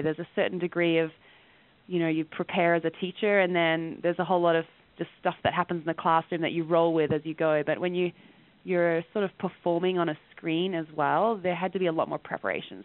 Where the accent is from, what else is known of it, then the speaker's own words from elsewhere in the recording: rural Western Australia, Australia; now in Calgary, Canada; I'm actually originally from Australia, and I grew up in a rural area in Western Australia